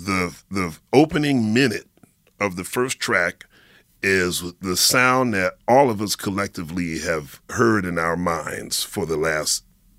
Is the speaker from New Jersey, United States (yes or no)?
no; Philadelphia, Pennsylvania, United States; now in New York, United States; And growing up in Philly, I was certainly aware of Motown because my mother was, you know, she raised me on Motown.